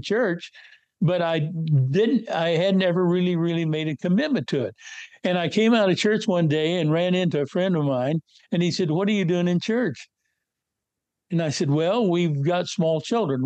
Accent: North West Kansas, United States; moved away; I was born and raised in North West Kansas

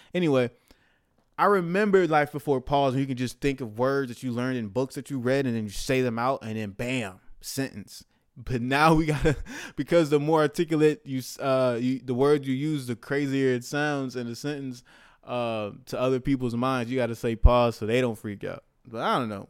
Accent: United States; as of American, living in America

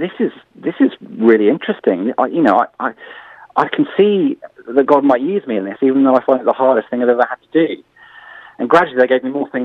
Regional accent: Bournemouth, South West England, United Kingdom; moved away as an adult; I moved back to Bournemouth, actually, in 2009. And back to my hometown

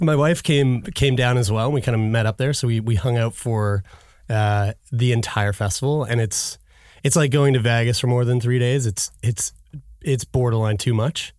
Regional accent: Halifax, Nova Scotia, Canada; moved away as an adult; also born or lived in Toronto; I go to Ryerson, I'm from Halifax

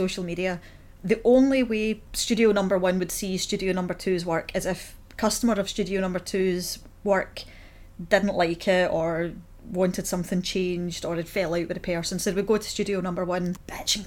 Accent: Paisley, Scotland, United Kingdom; moved away as an adult; also born or lived in Hamilton; now in Glasgow, United Kingdom; I'm from Paisley

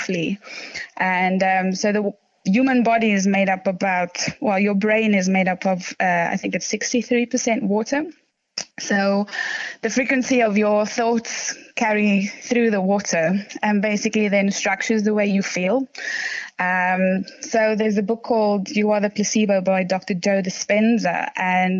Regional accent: South Africa; moved away as an adult; now in London, United Kingdom; I'm originally from South Africa. I moved here to come and study

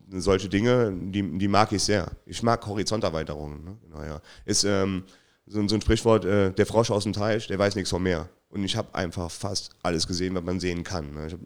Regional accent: Trier, Rhineland-Palatinate, Germany; Ich, ja, gut, das ist der Verein, wo ich groß geworden bin, aber Eintracht Trier war so schon immer ähm, der, der Top-Verein in der Region ne?

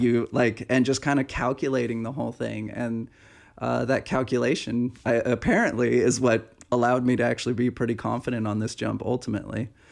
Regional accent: Pacific Northwest, United States; moved away; back in the Pacific Northwest, back to my hometown

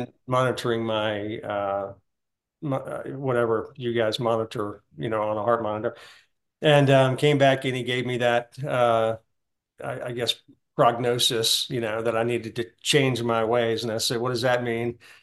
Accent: Deep South, United States; I, I was raised in the Deep South

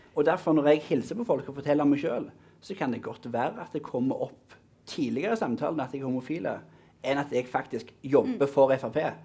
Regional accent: Mosterøy, Rogaland, Norway; jeg er fra Mosterøy.

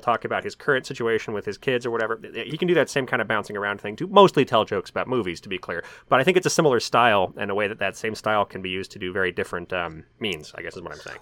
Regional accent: Denver, Colorado, United States; moved away as an adult; also born or lived in Kansas City, Missouri / Kansas; now in Minnesota, United States; I grew up in Denver and went to college in Kansas City, Missouri

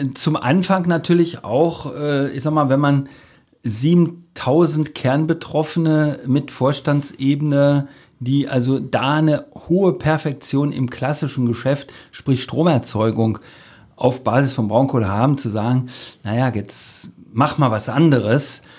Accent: between Cologne and Aachen, North Rhine-Westphalia, Germany; moved away as an adult; also born or lived in Lusatia; now in Cottbus, Germany; so lange habe ich nirgendwo anders in selbst in meiner alten Heimat nicht gelebt. Äh, da kam man dann zur, zur Armee und zur, zur Ausbildung. Also das kommt, also dafür ist es zu schön hier. Ja. Also das äh, also wenn man so, so die rheinische Landschaft sich da anguckt, da zwischen Köln und Aachen

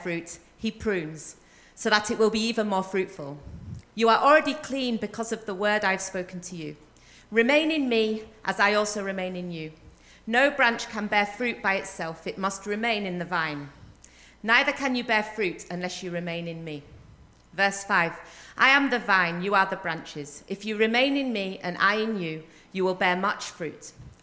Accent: United Kingdom; I'm quite a loud northerner

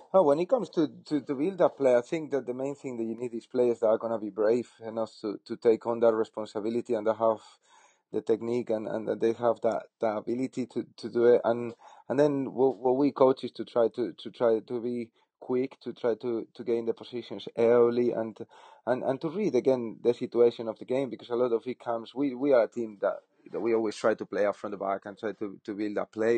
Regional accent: Spain; moved away as an adult; also born or lived in Netherlands; now in England; I'm from Spain

